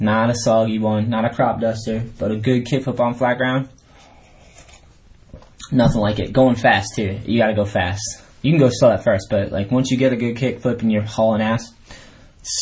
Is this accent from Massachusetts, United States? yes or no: yes; New Hampshire, Massachusetts, United States; moved away as an adult; also born or lived in California; I grew up on the East Coast skateboarding, got my first board in New Hampshire. Then I moved to Massachusetts